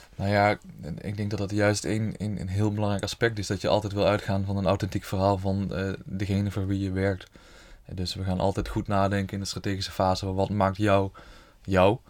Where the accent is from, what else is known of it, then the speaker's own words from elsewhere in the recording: Horst, Limburg, Netherlands; also born or lived in Tilburg; geboren en getogen in Horst met een kort uitstapje in Tilburg, nu weer terug in Horst.